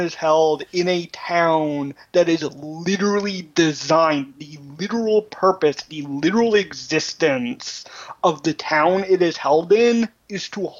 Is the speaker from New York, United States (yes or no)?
yes; New York City, New York, United States; Yeah, I grew up in New York City